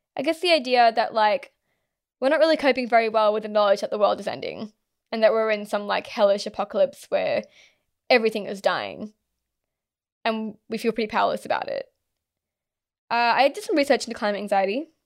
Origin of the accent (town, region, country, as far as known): Australia